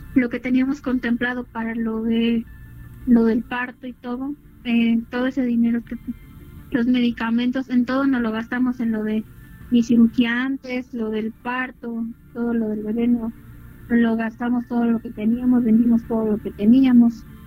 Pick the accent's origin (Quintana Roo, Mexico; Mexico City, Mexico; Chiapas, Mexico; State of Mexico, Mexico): State of Mexico, Mexico; Nezahualcóyotl; Nosotros somos de Nezahualcóyotl